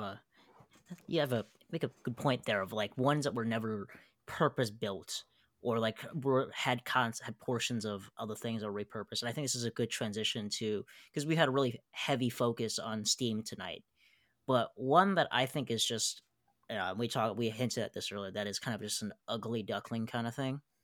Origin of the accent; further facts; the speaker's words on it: Chicago, Illinois, United States; a Chicagoan. I mean, heck, I had my prom that, you know, close to that engine